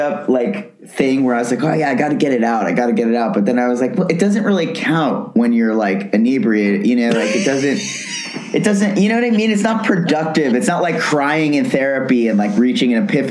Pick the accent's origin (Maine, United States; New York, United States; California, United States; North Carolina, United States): New York, United States; New York City; moved away as an adult; now in Los Angeles, United States; I was born in New York, raised in New York, was in New York for pretty much my whole life